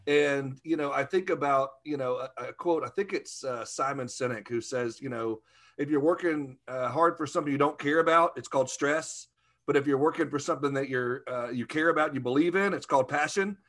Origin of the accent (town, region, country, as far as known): Arkansas, United States